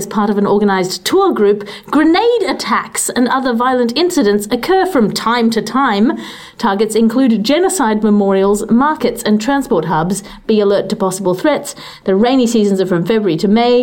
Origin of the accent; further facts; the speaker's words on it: Australia; As an Australian